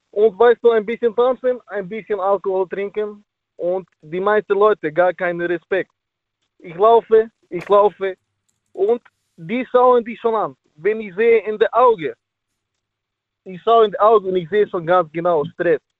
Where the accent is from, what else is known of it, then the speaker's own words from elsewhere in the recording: Kaiserslautern, Rhineland-Palatinate, Germany; Ich bin … und ich komme aus Kaiserslautern.